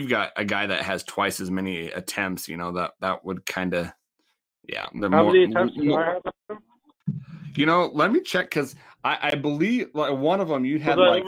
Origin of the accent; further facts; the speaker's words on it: Laurel, Montana, United States; played at my high school rivalry, Big Billings Central. So I'm from Laurel